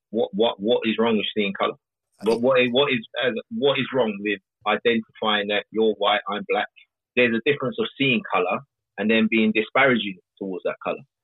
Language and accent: English; London, United Kingdom; someone like me growing up in South London